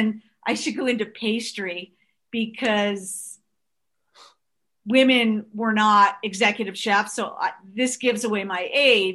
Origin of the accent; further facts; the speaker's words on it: North Shore of Long Island, New York, United States; we grew up on the North Shore of Long Island